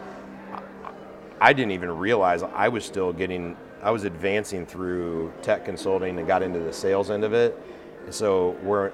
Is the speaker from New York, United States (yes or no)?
no; Indiana, United States; I was born in Indiana, still live in Indiana, and I just grew up in the cornfields